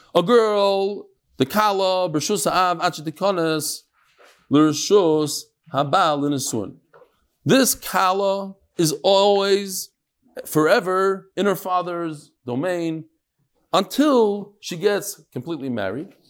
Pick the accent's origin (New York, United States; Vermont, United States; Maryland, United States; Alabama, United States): New York, United States; growing up in New York